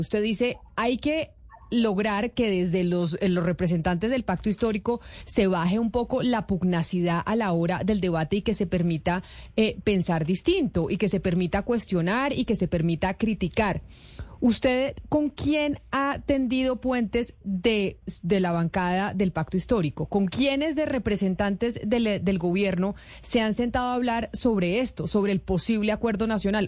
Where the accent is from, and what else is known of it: Colombia